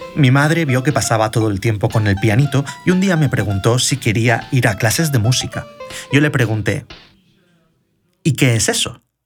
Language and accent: Spanish; Elche, Valencian Community, Spain; mi pueblo exporta tanto talento cultural, además de calzado